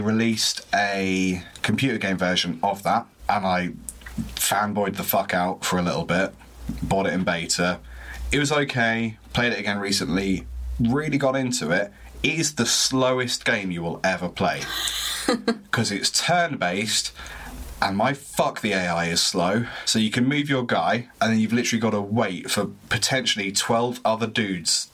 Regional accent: Cambridge, East of England, United Kingdom; accent: southern; I was raised in Cambridge, so I'll be southern

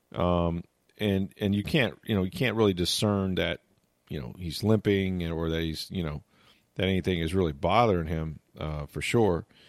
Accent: Tampa, Florida, United States; I grew up here.

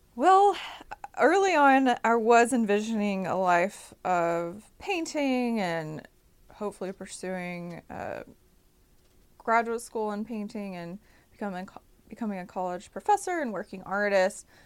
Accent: Jackson, Mississippi, United States; moved away as an adult; also born or lived in New Orleans, Louisiana / Austin, Texas; So I come from Jackson, Mississippi. I grew up here and grew up all over the state.

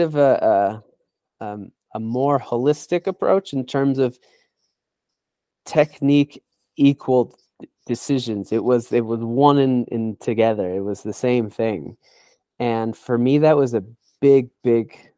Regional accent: United States; also born or lived in Spain; I'm an American coach who, 8 years ago now, I moved to Spain to pursue my UEFA licensing

